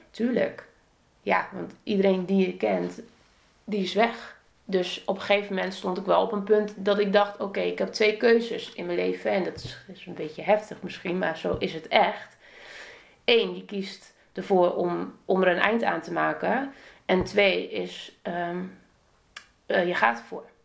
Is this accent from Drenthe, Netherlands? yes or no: yes; Emmen, Drenthe, Netherlands; moved away as an adult; also born or lived in Assen; ik kwam uit Emmen